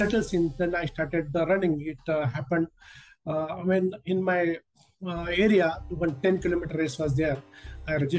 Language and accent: English; India; also born or lived in Kalyan, Mumbai, Maharashtra; I'm from India. I live in a Kalyan suburb of Mumbai